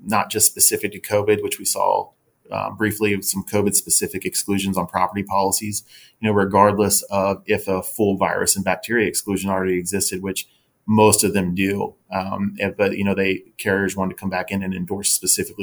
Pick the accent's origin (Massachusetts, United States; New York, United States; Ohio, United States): Ohio, United States; Cincinnati; moved away as an adult; now in Austin, United States; Tim Norris and I, when we started the company, we're both from Cincinnati.